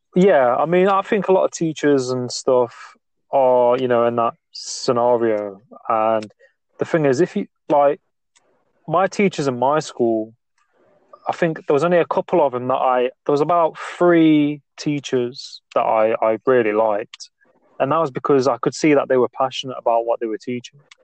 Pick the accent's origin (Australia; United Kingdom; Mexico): United Kingdom; England; I'm from England, like the UK